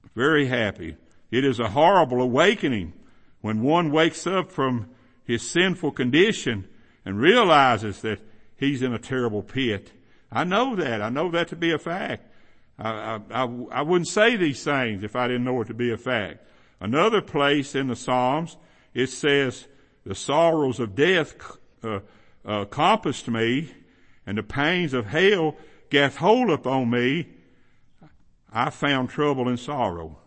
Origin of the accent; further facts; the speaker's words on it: Kentucky, United States; where I grew up in Kentucky, there's a lot of them.